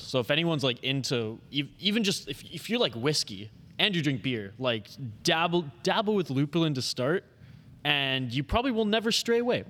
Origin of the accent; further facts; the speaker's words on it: Vancouver Island, British Columbia, Canada; now in Minnesota, United States; when I went back home to Vancouver Island last summer